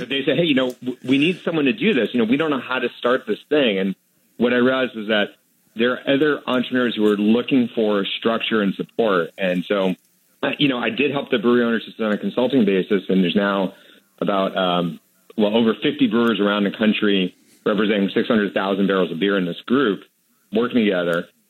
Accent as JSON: {"language": "English", "town": "Manchester", "region": "New Hampshire", "country": "United States", "tie": "born or raised there", "said": "when I was growing up in Manchester, New Hampshire, my dad ran the local carpet store"}